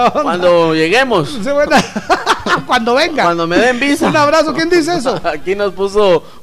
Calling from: North Carolina, United States; saludos a mis paisanos acá en Estados Unidos. … de Carolina del Norte, se les quiere guapos.

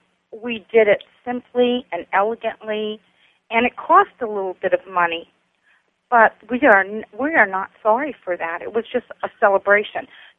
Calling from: Fort Myers, Florida, United States; I'm calling from Fort Myers.

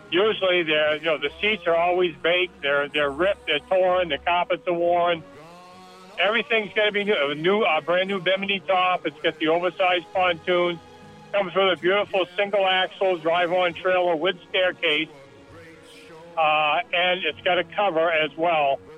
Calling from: Alburgh, Vermont, United States; I'm calling from Alburgh.

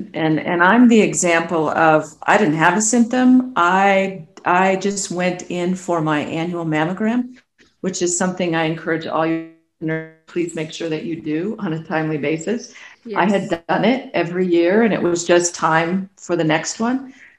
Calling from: Colorado, United States; I'm located in Colorado. I'm just outside of Denver.

